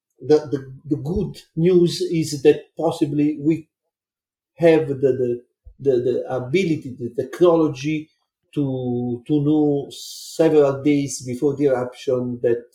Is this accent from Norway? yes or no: no; Naples, Campania, Italy; I was born in Naples and I lived in a small town on the Vesuvius slope